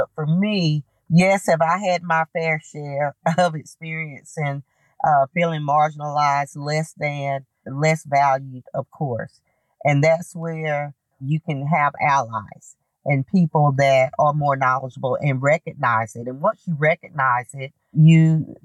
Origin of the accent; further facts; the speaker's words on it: Knoxville, Tennessee, United States; being an African-American woman growing up in the South and in Knoxville